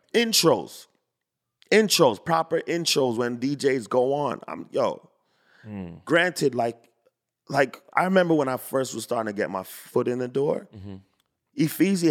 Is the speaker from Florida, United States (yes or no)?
yes; Fort Lauderdale, Florida, United States; I grew up in Fort Lauderdale.